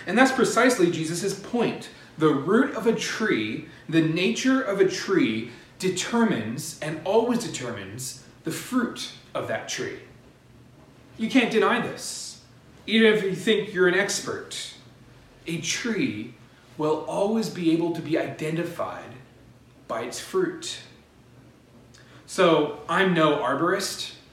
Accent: Pennsylvania, United States; I was growing up in Pennsylvania

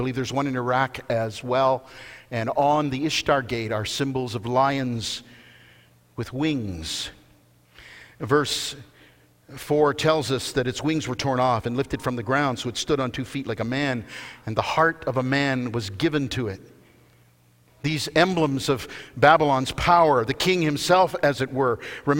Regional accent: Canada

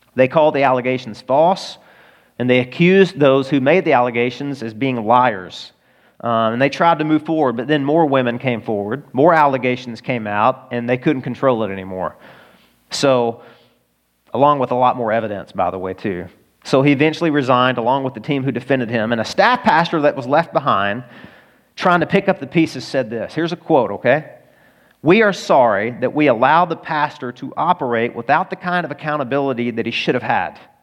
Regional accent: Arkansas, United States; I'm from Arkansas

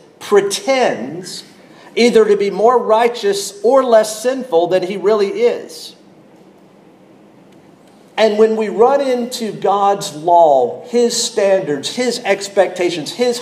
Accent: North Carolina, United States; I grew up in North Carolina

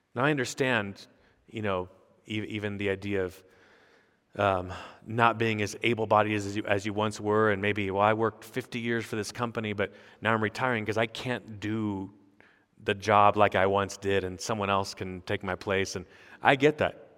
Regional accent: United States; I'm an American pastor on sabbatical

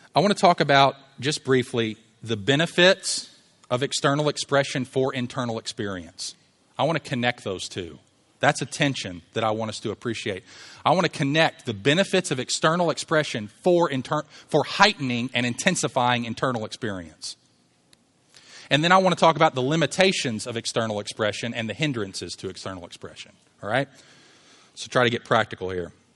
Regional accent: Louisville, Kentucky, United States; I'm from Louisville

